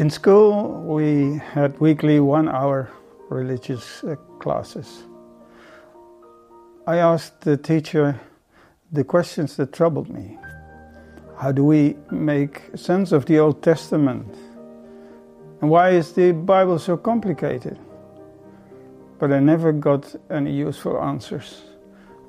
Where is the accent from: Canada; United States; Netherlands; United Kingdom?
Netherlands; I'm from Holland, from a Dutch Reformed family.